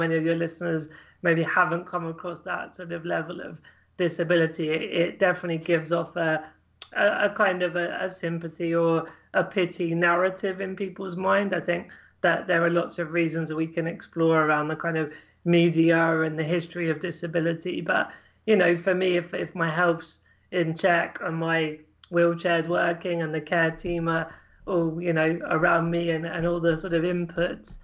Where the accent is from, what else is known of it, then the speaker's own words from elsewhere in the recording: Cambridgeshire, East of England, United Kingdom; I grew up in Cambridgeshire in England